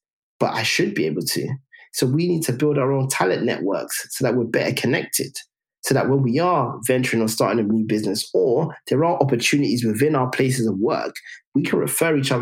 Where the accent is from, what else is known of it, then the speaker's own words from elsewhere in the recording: London, United Kingdom; we grew up in Tottenham